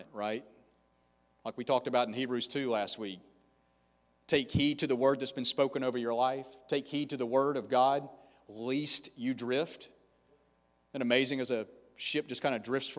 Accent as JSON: {"language": "English", "region": "the South", "country": "United States", "lives_now": "Tampa, United States", "said": "I'm from the South"}